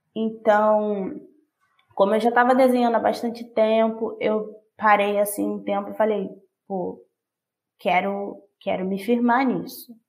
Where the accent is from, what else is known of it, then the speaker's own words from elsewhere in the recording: Rio de Janeiro, Brazil; Eu sou da zona oeste do Rio de Janeiro, mas eu moro na zona norte